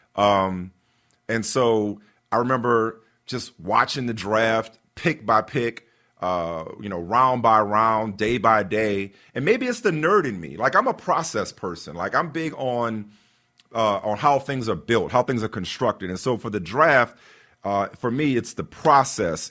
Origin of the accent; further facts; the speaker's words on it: New Orleans, Louisiana, United States; as a kid, uh, growing up in New Orleans